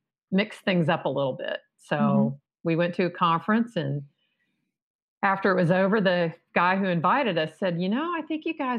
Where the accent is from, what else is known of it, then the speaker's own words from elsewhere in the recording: Texas, United States; I grew up in Texas